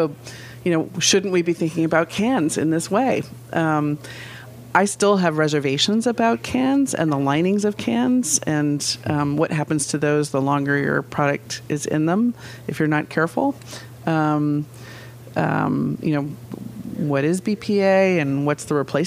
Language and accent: English; Vermont, United States; I'm from Vermont